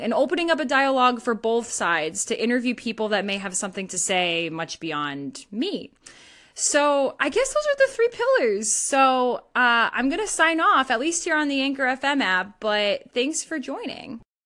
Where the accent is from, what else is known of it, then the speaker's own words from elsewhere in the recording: Northeast, United States; I don't say y'all. I'm from the Northeast.